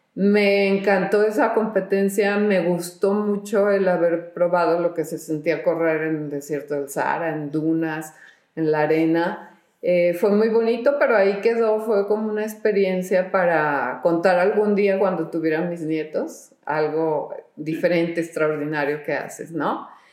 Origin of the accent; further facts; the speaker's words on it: Guadalajara, Jalisco, Mexico; en Guadalajara, yo soy de Guadalajara